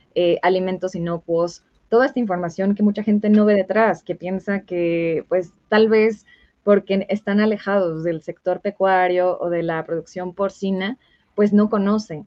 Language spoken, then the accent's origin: Spanish; Michoacán, Mexico; yo soy de Michoacán